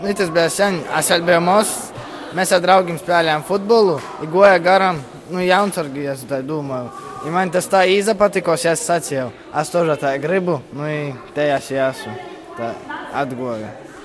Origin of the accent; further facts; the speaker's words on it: Latvia; Latvija tā ir mana dzimtene. Tā ir tā vieta, kur es piedzimu, kur es izaugu, kur es vicos